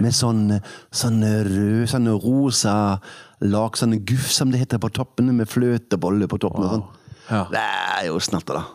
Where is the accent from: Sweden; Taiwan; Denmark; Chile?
Denmark; Norwegian is a second language; moved away as an adult; also born or lived in Kvinesdal, Norway; now in Oppdal, Norway; Jeg er født i Danmark da jeg var 20 eh, én år gammel flyttet jeg til eh, Sadensdal.